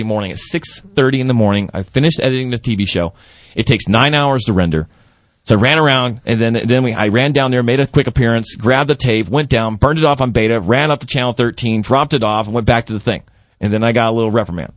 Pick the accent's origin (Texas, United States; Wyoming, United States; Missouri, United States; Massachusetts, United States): Texas, United States; now in New Mexico, United States; I'm from Texas